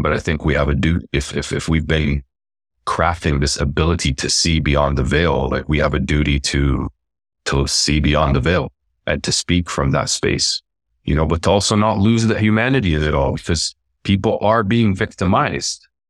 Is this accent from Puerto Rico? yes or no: no; Canada; also born or lived in Lebanon / Palestine; I really felt alone in, in life growing up in terms of wasn't, didn't feel Canadian, didn't feel like that was home